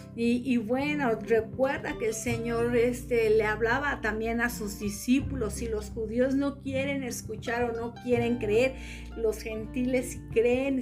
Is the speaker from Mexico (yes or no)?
yes; Mexico; como buen, como buen mexicano